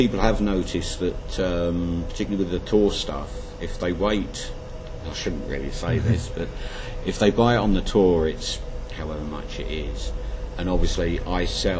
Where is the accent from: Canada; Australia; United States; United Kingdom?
United Kingdom; London; now in Ipswich, United Kingdom